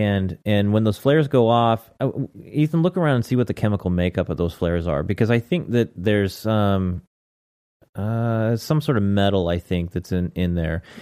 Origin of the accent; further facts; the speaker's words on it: United States; I'm an American